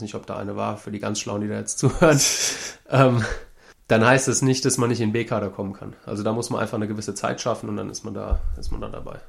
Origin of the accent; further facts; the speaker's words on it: Langen, Hesse, Germany; also born or lived in Frankfurt am Main / Florida; ich bin bei meinen Eltern aufgewachsen in Langen. Das liegt zwischen Frankfurt und Darmstadt